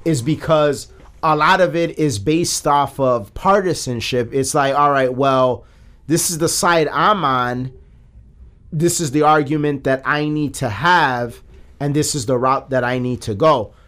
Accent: Chicago, Illinois, United States; we're from Chicago, a liberal city

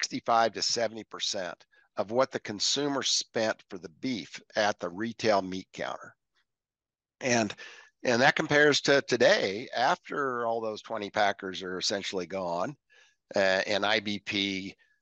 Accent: Evergreen, Colorado, United States; I was raised in Evergreen, Colorado on 5 acres with 7 other

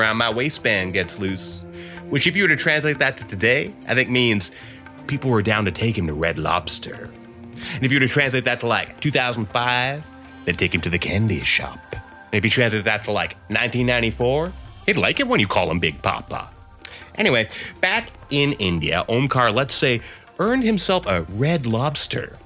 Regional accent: Dartmouth, Nova Scotia, Canada; I was a Hindu in particular until I was growing up in Dartmouth, Nova Scotia.

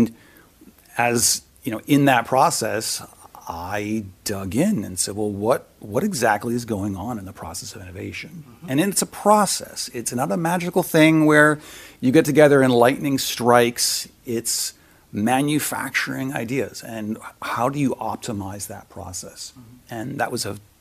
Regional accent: Palo Alto, California, United States; now in New York, United States; I grew up in Silicon Valley in Palo Alto, so spent my formative years there.

